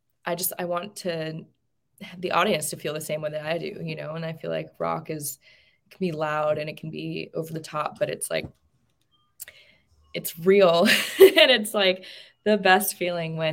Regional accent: Tucson, Arizona, United States; where I grew up is in Tucson, Arizona

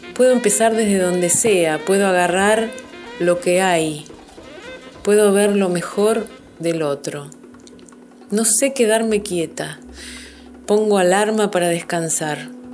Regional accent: Buenos Aires, Argentina; now in San Isidro, Argentina; Nací en Capital Federal, pero vivo en San Isidro hace mucho tiempo

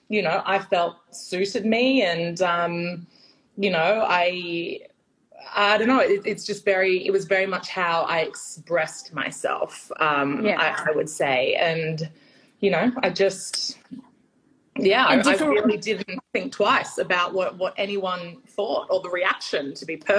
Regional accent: Sydney, New South Wales, Australia; I'm born and bred in Sydney, but my extended family is in Europe

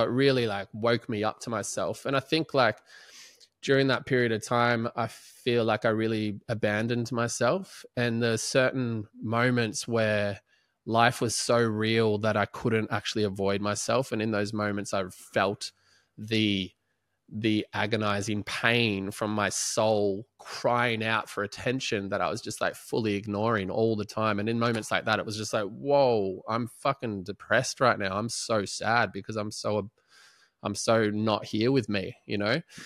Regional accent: Melbourne, Victoria, Australia; also born or lived in Ormond / Prahran; I grew up in Balaclava till the age of fifteen

